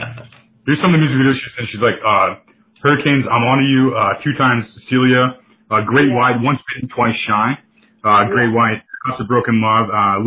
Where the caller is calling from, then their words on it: St. Louis, Missouri, United States; St. Louis, Missouri.